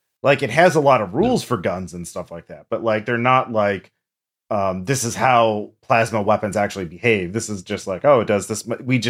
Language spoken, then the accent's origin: English; England, United Kingdom; I am an Englishman, in my defense.